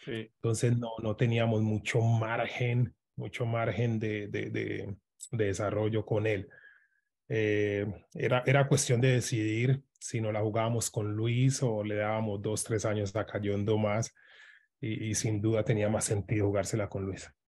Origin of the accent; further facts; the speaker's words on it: Medellín, Antioquia, Colombia; moved away; yo soy de Medellín, él vive un poquito más lejos de, de donde yo me crié